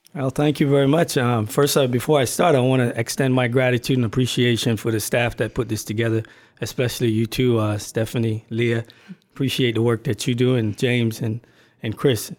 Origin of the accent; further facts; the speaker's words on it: Barbados; also born or lived in Brooklyn, New York / California / Washington, D.C.; now in United States; I was born and raised in Barbados. I migrated to this country